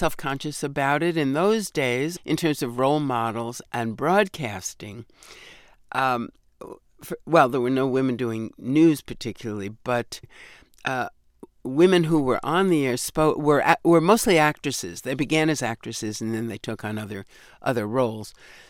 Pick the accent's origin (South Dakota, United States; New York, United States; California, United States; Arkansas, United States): New York, United States; accent: New York; But at that point, I'd pretty well lost most of my New York accent. It still creeps up from time to time.